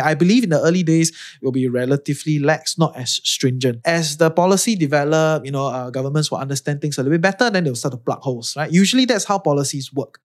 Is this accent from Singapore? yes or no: yes; Singapore; moved away as an adult; now in Malaysia; I'm from Singapore and I'm Chinese